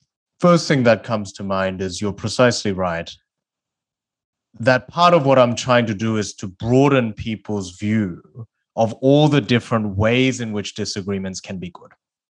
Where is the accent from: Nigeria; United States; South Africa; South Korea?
South Korea; English is a second language; moved away; I started debating because I moved from South Korea to Australia and didn't speak the English language.